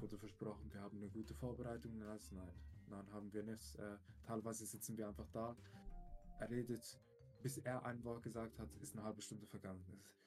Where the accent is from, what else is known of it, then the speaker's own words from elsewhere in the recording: Switzerland; bei uns in der Schweiz